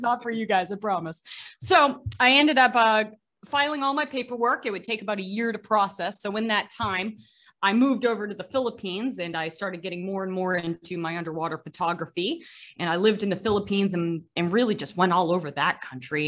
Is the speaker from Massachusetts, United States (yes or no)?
yes; Gloucester, Massachusetts, United States; also born or lived in Boston; I was born in Gloucester, Massachusetts, which is America's oldest seaport.